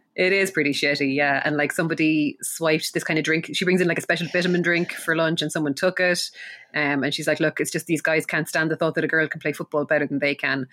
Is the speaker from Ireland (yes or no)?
yes; Ireland; being Irish